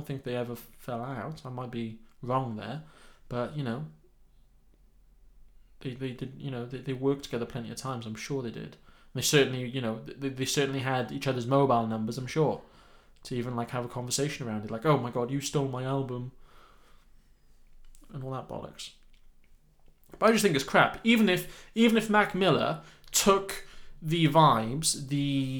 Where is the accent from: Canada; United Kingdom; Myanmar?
United Kingdom; I'm British.